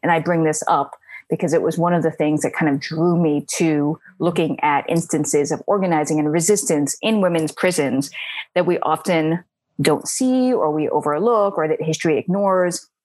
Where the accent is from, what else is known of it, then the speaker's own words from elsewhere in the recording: New York City, New York, United States; I grew up in Queens, one of the five boroughs of New York.